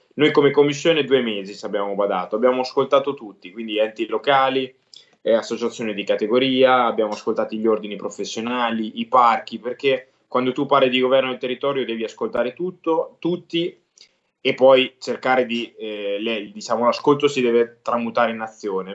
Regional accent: Fano, Marche, Italy; siamo sulla costa, sul mare a Fano, quindi io sono di Fano

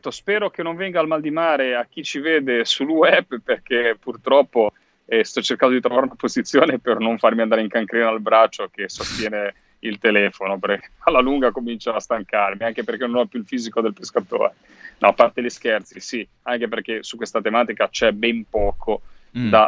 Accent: Liguria, Italy; Io vengo dalla Liguria, lo sapete, lo diciamo sempre

